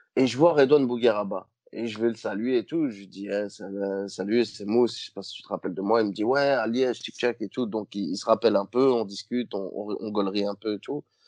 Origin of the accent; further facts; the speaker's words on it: Liège, Wallonia, Belgium; chez nous à Liège